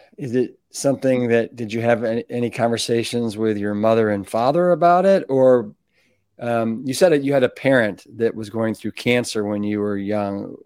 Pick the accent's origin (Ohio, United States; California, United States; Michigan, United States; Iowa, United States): Ohio, United States; Cleveland; moved away as an adult; also born or lived in Austin, Texas; I grew up in Cleveland